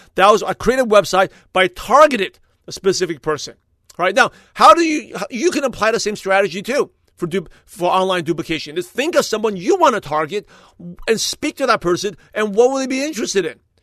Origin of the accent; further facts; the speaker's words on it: New York, United States; moved away as an adult; now in California, United States; since I born and raised in New York, I live in Brooklyn, New York, I came out to California, in two thousand two